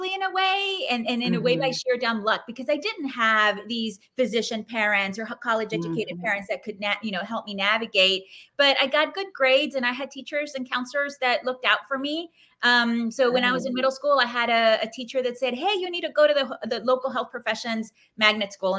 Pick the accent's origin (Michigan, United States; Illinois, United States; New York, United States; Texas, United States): Texas, United States; South; I grew up in South Texas